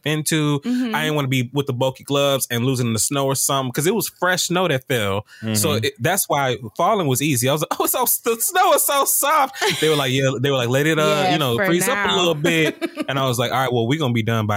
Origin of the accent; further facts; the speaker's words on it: the South, United States; I am a nigga from the South